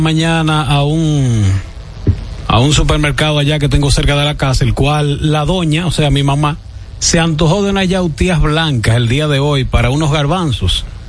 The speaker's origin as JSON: {"language": "Spanish", "town": "Guayabal", "region": "Santiago", "country": "Dominican Republic", "tie": "born or raised there", "moved": "yes", "lives_now": "Santo Domingo, Dominican Republic", "said": "allá en Guayabal, Santiago, mi tierra natal, mi terruño."}